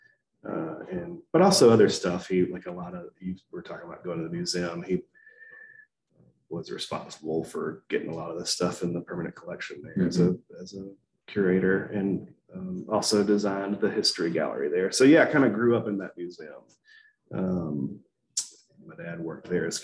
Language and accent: English; Columbus, Georgia, United States; now in Durham, United States; I grew up in Columbus, Georgia, a couple hours south of here